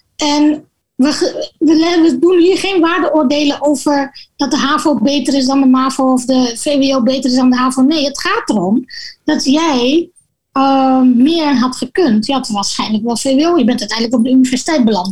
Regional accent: Gorinchem, South Holland, Netherlands; moved away as an adult; now in Suriname; zij verhuisde vanuit Dordrecht naar Gorinchem, waar ik ben opgegroeid

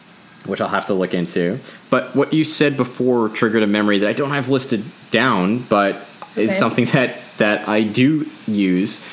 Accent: New York, United States; coming from New York

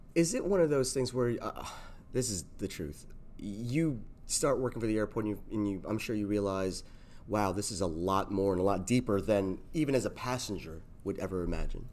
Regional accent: South Florida, United States; I'm from South Florida

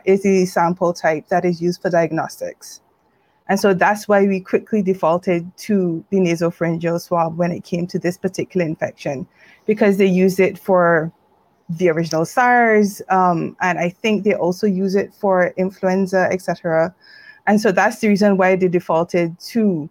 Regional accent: Barbados; moved away; I'm from Barbados.

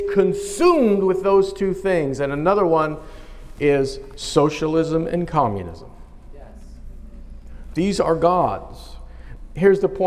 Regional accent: United States; I am an American citizen

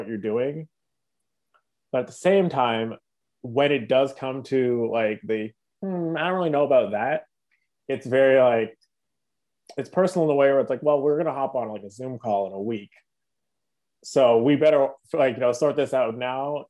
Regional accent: Toronto, Ontario, Canada; also born or lived in Mississauga; we're all from Toronto

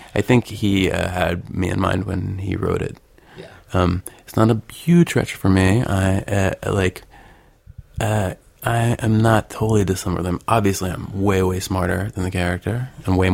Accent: Arkansas, United States; now in Los Angeles, United States; I'm originally from Arkansas, which is, you know, kind of right in the middle of the country, in the South.

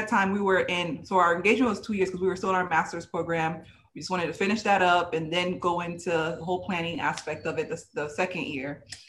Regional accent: Naples, Florida, United States; I was raised in the United States. I'm also of Haitian descent. I was born and raised in Naples, Florida.

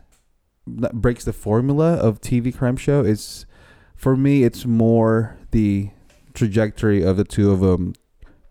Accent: United States; I'm an American

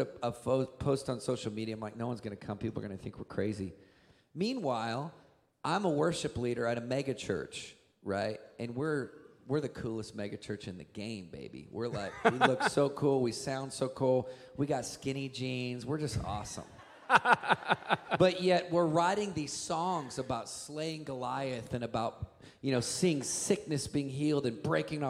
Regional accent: Montana, United States; now in California, United States; I grew up, was born and raised in Montana

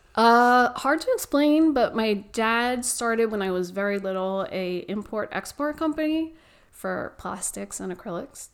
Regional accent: New York, United States; moved away as an adult; now in Gilbert, United States; I was born and raised in New York.

